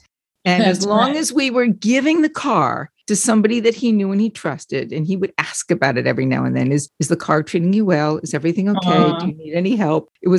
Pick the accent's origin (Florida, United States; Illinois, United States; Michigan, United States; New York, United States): New York, United States; Long Island; and I grew up in Long Island